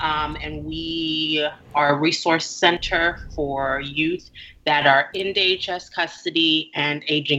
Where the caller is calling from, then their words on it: Tulsa, Oklahoma, United States; I'm currently in Tulsa, Oklahoma.